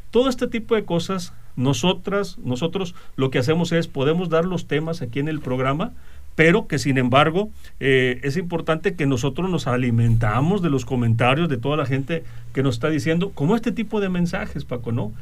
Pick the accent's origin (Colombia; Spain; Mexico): Mexico; nosotros como mexicanos